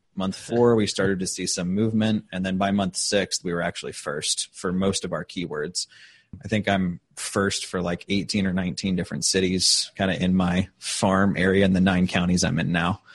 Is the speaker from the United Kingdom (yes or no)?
no; St. Louis, Missouri, United States; moved away as an adult; now in Indianapolis, United States; I'm originally from St. Louis. I lived there for about 10 years before I came out to Indy